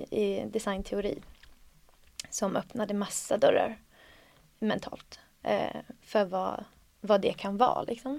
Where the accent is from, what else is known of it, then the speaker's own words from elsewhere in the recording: Söderhamn, Gävleborg County, Sweden; moved away as an adult; jag bodde där ändå tills jag var 18-19